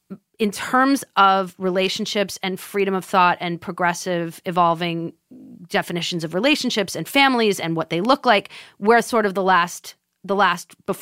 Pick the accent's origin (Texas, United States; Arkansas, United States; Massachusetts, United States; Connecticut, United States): Massachusetts, United States; Swampscott; I'm from Swampscott, Massachusetts.